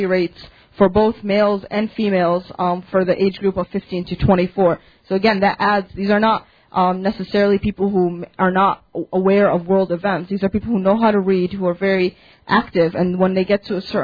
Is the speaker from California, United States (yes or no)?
no; Chicago, Illinois, United States; I was born and raised in Chicago, but I have family back in Syria. My family's from Damascus and Hama.